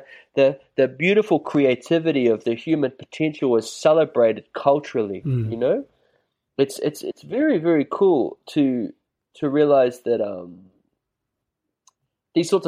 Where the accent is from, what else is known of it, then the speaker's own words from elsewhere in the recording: New Zealand; also born or lived in China; now in Byron Bay, Australia; I grew up in New Zealand.